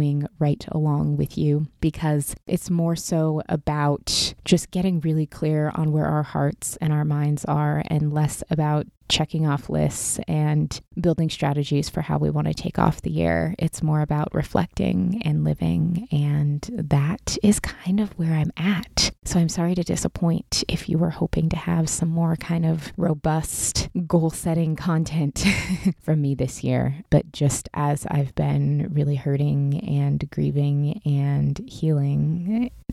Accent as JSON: {"language": "English", "region": "Pacific Northwest", "country": "United States", "tie": "born or raised there", "moved": "as an adult", "lives_now": "Southern California, United States", "said": "I grew up in the Pacific Northwest, was born and raised there"}